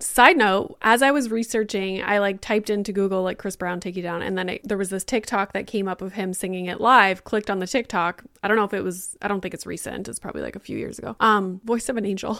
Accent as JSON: {"language": "English", "region": "Northern Ontario", "country": "Canada", "tie": "born or raised there", "also_born_or_lived": "Boca Raton", "moved": "as an adult", "said": "as a kid growing up in Northern Ontario"}